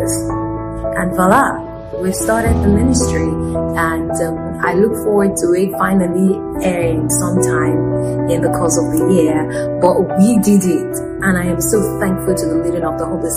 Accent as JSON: {"language": "English", "country": "Nigeria", "said": "I was the only one nominated as a Nigerian in the category"}